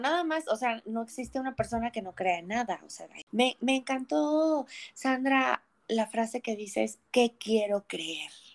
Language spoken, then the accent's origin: Spanish; Durango, Mexico; moved away; also born or lived in Puebla; yo nací en Puebla, pero yo crecí en la ciudad de Durango